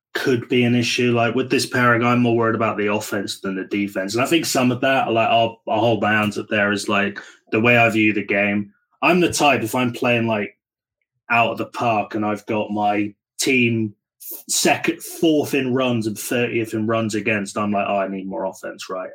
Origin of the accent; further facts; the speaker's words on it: United Kingdom; as a Brit